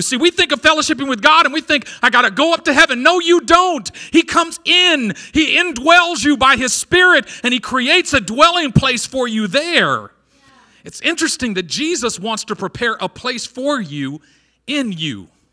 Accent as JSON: {"language": "English", "town": "Oakland", "region": "California", "country": "United States", "said": "I'm from East Oakland"}